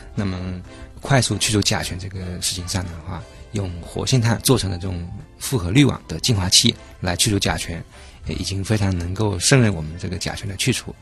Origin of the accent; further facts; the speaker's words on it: Guangdong, China; moved away; 我老家那边就是属于广东，在沿海那边